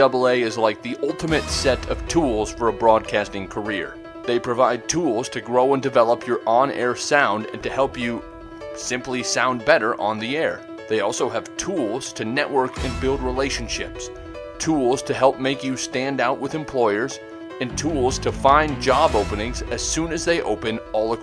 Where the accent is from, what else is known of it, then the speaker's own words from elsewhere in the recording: Nebraska, United States; moved away; I'm originally from Nebraska